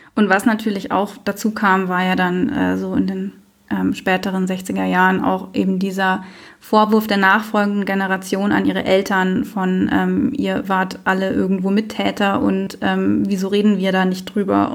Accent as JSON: {"language": "German", "town": "Munich", "region": "Bavaria", "country": "Germany", "tie": "born or raised there", "also_born_or_lived": "Heidelberg", "said": "für mich war ganz klar München meine Heimat"}